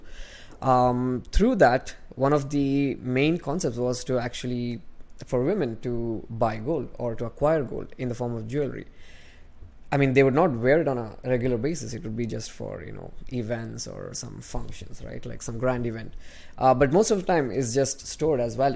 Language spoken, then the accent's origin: English; Bangalore, Karnataka, India; I'm from Bangalore in India